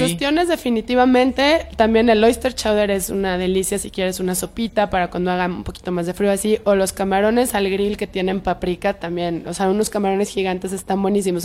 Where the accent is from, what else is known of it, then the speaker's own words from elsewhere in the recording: Guadalajara, Jalisco, Mexico; now in Mexico City, Mexico; yo soy de Pueblo Quieto